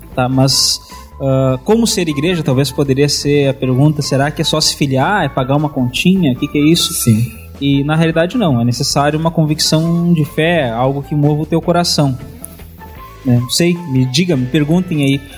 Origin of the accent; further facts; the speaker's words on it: Santana do Livramento, Rio Grande do Sul, Brazil; eu sou de Santana do hum. Livramento